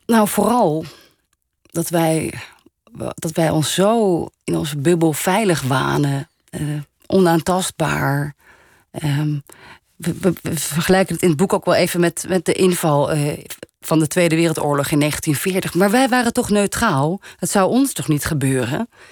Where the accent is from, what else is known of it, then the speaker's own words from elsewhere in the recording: Netherlands; Dus in Frankrijk ben ik een Nederlander. In Nederland ben ik dan, oh, dat half Franse meisje